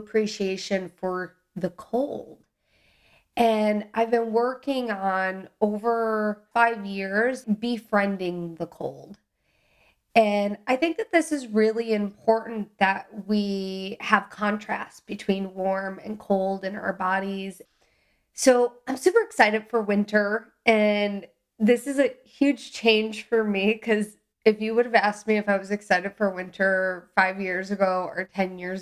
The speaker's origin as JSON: {"language": "English", "town": "Milwaukee", "region": "Wisconsin", "country": "United States", "tie": "born or raised there", "said": "I grew up in the Midwest in Milwaukee, Wisconsin"}